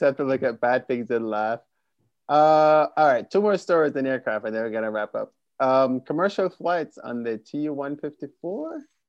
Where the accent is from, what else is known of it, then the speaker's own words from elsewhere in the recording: Jamaica; Yeah, it's so weird because I grew up in Jamaica, but I never went to Cuba.